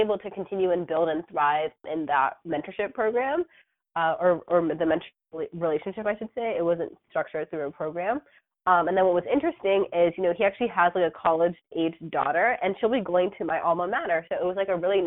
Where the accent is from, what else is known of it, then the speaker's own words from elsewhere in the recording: Virginia, United States; moved away as an adult; now in New York City, United States; I'm originally from Virginia, was born and raised there